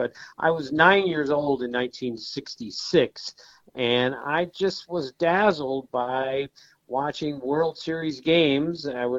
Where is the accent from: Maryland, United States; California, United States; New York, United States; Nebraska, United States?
Maryland, United States; suburban Washington, D.C.; I grew up in suburban Washington, D.C.